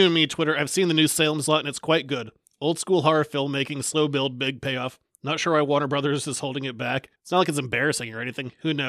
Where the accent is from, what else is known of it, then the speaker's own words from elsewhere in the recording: United Kingdom; I'm British.